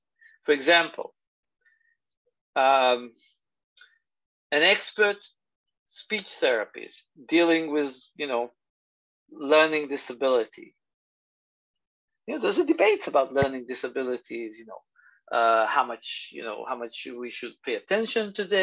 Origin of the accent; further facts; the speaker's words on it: Israel; moved away as an adult; also born or lived in Tel Aviv / Los Angeles; now in New York, United States; my experiences growing up in Israel